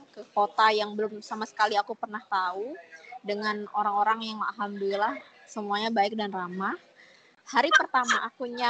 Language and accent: Indonesian; Malang, East Java, Indonesia; now in Jakarta, Indonesia; aku kan dari Malang terus aku pertama um, jarang ke Jakarta terus nggak tahu gimana Jakarta